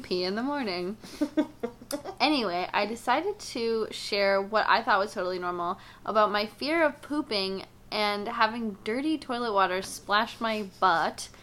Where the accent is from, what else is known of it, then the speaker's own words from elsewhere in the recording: Florida, United States; I'm from Florida